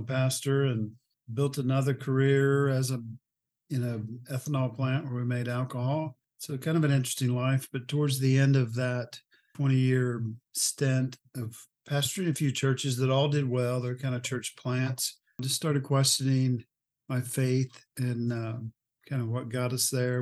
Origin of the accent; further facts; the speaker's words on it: Oklahoma, United States; moved away as an adult; also born or lived in Texas / Omaha; I'm from Oklahoma